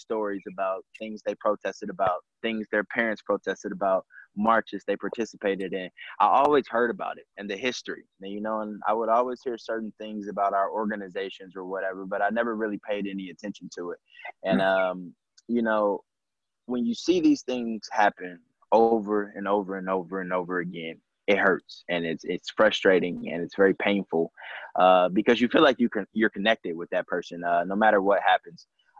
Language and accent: English; St. Louis, Missouri, United States; being an African-American, growing up in St. Louis, I breathe.